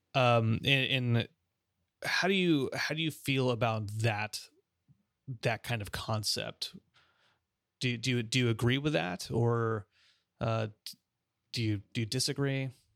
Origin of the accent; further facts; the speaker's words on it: Los Angeles, California, United States; moved away; also born or lived in Oklahoma City; my hometown, there used to, we used to have a Japanese concentration camp